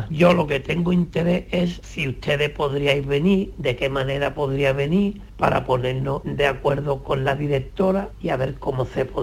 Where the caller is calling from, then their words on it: Puerto Real, Andalusia, Spain; de Puerto Real. Concretamente aquí en Puerto Real hay una residencia